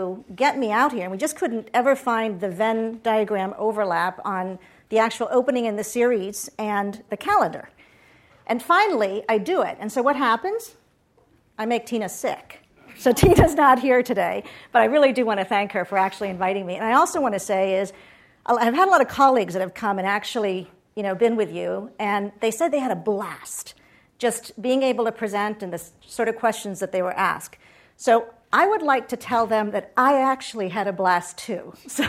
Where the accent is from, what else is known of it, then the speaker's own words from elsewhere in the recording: Puerto Rico; also born or lived in Boston; So I grew up in Puerto Rico.